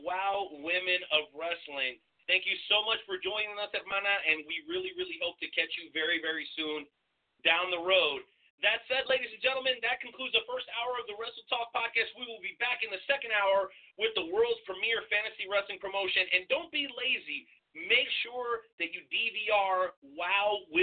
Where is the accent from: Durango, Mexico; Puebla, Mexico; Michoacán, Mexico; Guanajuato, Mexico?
Durango, Mexico; I'm from Durango myself. I was born there